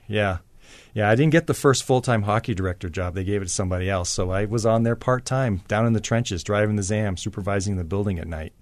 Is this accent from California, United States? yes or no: no; Maine, United States; moved away; growing up in Maine